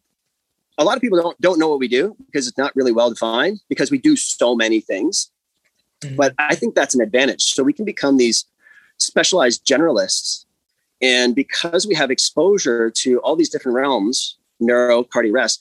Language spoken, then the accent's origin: English; Alliston, Ontario, Canada; also born or lived in United States; So, I grew up in Alliston, and then undergrad went to the US for a soccer scholarship. Came back.